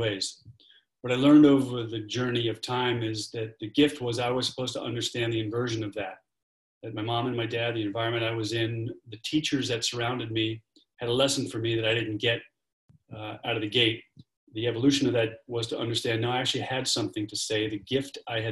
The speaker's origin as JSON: {"language": "English", "town": "New York City", "region": "New York", "country": "United States", "tie": "born or raised there", "said": "I am an Irish Catholic kid from Brooklyn, New York"}